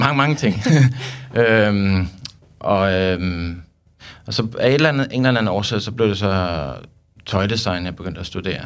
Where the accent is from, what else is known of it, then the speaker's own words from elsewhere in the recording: Søborg, Capital Region of Denmark, Denmark; jeg kommer fra Søborg